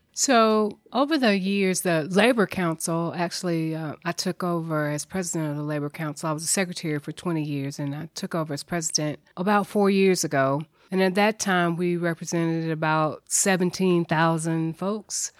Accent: Nashville, Tennessee, United States; I'm a native Nashvilleian, grew up here, graduated from McGavick High School.

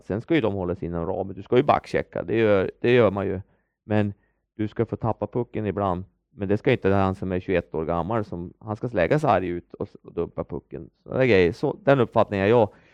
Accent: Örnsköldsvik, Västernorrland County, Sweden; moved away as an adult; hemma i Övik

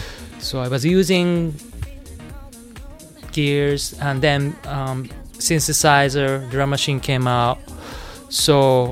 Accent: New York City, New York, United States; English is a second language; growing up in New York City. Staying in New York City, moved to New York City.

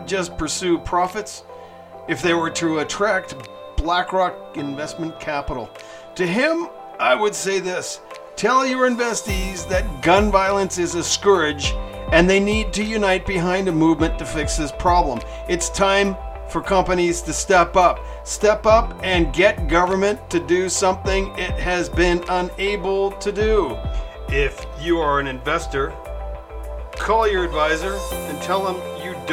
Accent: Canada; now in Mexico; I'm a Canadian living in Mexico

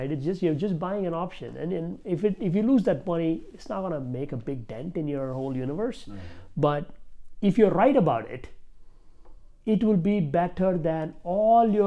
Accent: India; I'm from India

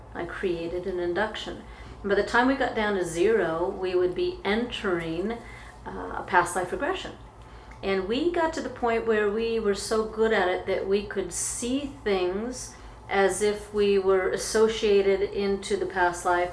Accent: Anchorage, Alaska, United States; I grew up in Alaska. I grew up in Anchorage, Alaska

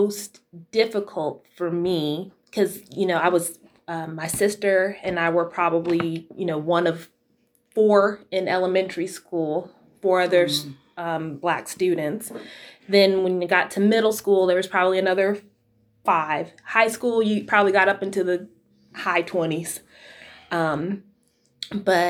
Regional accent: Utah, United States; also born or lived in Florida; we moved to Utah from Florida when I was 8 years old

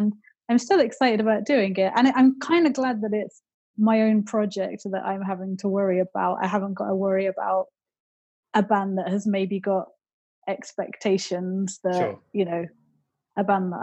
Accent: Wolverhampton, West Midlands, United Kingdom; I grew up in Wolverhampton, which has like got a huge Northern Soul history.

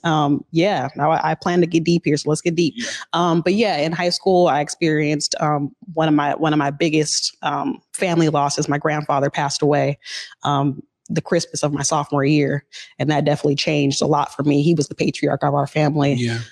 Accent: Seattle, Washington, United States; I was very fortunate to grow up in the historically black central district

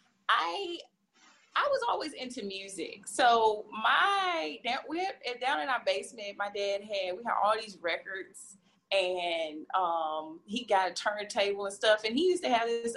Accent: Danville, Virginia, United States; moved away as an adult; now in Memphis, United States; I'm originally from, born and raised in Danville, Virginia.

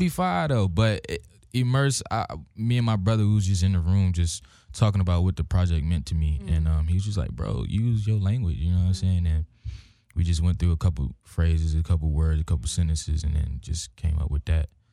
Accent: Hampton, Virginia, United States; moved away; I'm from Virginia, uh, Hampton, Virginia, seven five seven.

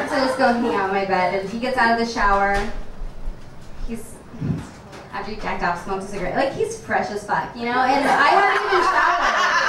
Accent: Nebraska, United States; moved away; I'm from Nebraska

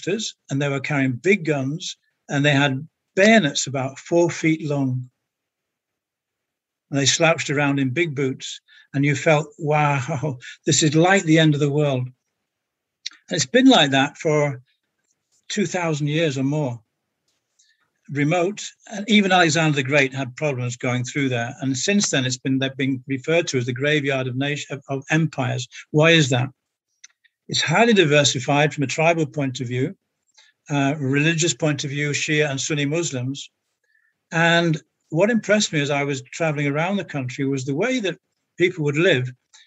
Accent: Manchester, North West England, United Kingdom; moved away as an adult; also born or lived in France / Africa / Middle East; I'm originally from Manchester and left to go to university in those years and only just came back

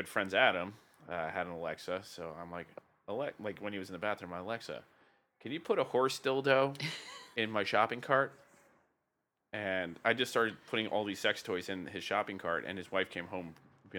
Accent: Welsh, Wales, United Kingdom; the whole sheep thing for being Welsh.

